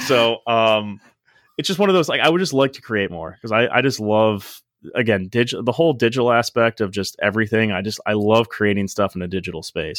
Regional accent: Medina, Ohio, United States; moved away as an adult; now in Miami, United States; I grew up at Medina, and it was one of those, like, I liked Medina, I liked living in Medina, like, I liked my hometown

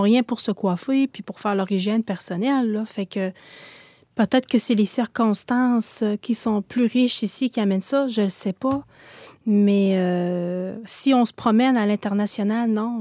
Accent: Gaspésie, Quebec, Canada; je viens de la Gaspésie, d'une famille là où la foi, c'était comme la première communion

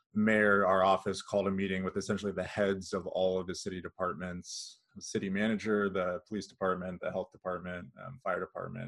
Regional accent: California, United States; moved away as an adult; also born or lived in Kansas City area, Missouri/Kansas; now in Kansas City, United States; I grew up in California and then moved here in twenty thirteen

